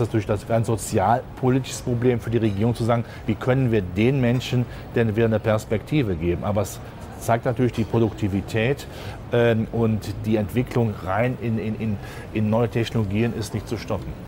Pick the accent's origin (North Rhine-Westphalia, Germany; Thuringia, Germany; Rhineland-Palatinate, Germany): North Rhine-Westphalia, Germany; Rhenish lignite area; Ich komme ja gebürtig aus der Gegend Rhein-Braun